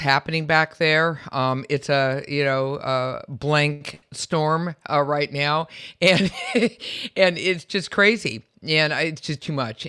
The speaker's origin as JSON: {"language": "English", "town": "San Francisco", "region": "California", "country": "United States", "also_born_or_lived": "Berkeley, California / Midwest / Washington D.C.", "moved": "as an adult", "said": "I'm from San Francisco."}